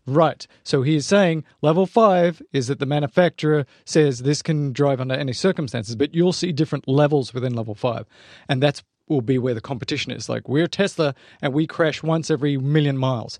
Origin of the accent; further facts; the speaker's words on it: Australia; I'm Australian. I put R in everything